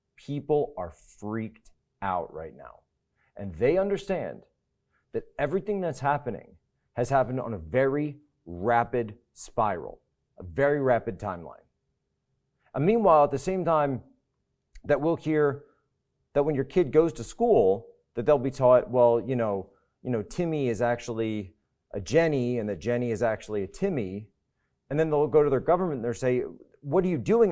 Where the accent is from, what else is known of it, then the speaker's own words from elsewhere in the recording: United States; growing up in the United States